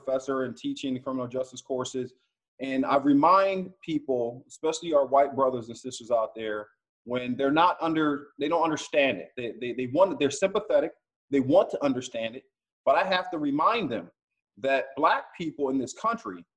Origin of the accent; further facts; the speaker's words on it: Philadelphia, Pennsylvania, United States; now in Broward County, United States; When I was a young man growing up in Philadelphia